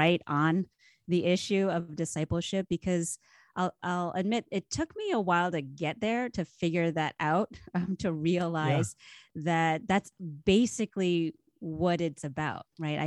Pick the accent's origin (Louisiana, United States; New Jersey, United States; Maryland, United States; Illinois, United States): New Jersey, United States; Northern; now in California, United States; I grew up in New Jersey, Northern Jersey, right outside metropolitan New York, suburbs in the 80s